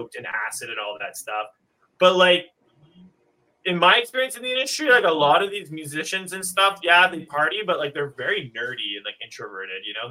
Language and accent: English; Montreal, Quebec, Canada; I'm from Montreal